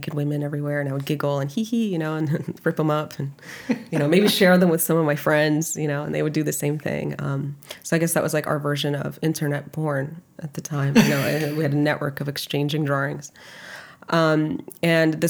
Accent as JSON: {"language": "English", "region": "Kyiv", "country": "Ukraine", "tie": "born or raised there", "also_born_or_lived": "New York", "moved": "yes", "said": "I was born in Kyiv, Ukraine in 1989"}